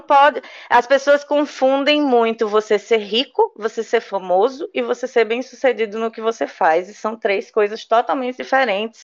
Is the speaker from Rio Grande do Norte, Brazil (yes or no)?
yes; Natal, Rio Grande do Norte, Brazil; sou de Natal